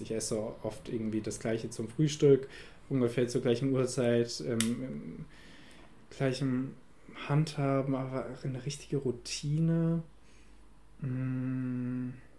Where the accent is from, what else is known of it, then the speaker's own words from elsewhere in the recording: Germany; bei uns in Deutschland